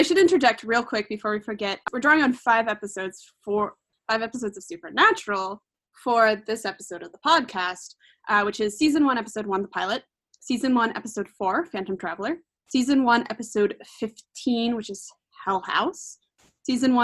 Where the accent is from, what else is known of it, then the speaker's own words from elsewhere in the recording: Wyoming, United States; now in Pacific Northwest, United States; I grew up in Wyoming with my friend Marit, who's also on the podcast